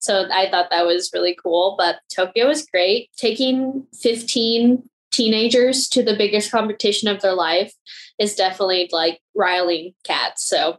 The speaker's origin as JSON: {"language": "English", "country": "Vietnam", "tie": "born there", "said": "I was born in Vietnam to two parents that had an affair and had me."}